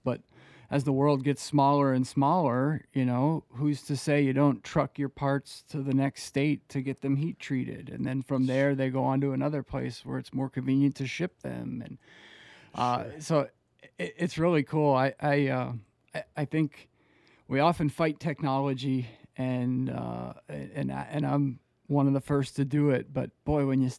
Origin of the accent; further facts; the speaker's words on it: Pennsylvania, United States; growing up in Pennsylvania, you still see the skeletons of it everywhere, right? You know, Pittsburgh is just littered with old steel mills.